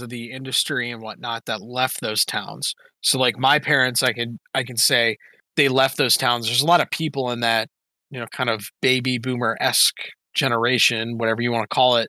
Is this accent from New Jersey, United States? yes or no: no; Maryland, United States; I'm from Maryland